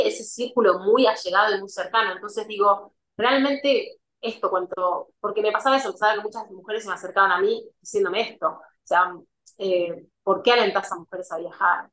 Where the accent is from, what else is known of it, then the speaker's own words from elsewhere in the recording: Argentina; moved away as an adult; soy argentina